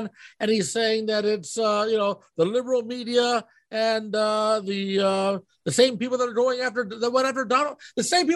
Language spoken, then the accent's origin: English; United States; I'm an American